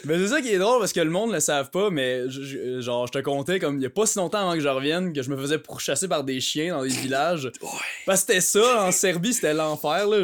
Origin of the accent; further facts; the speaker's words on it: Canada; j'étais un Canadien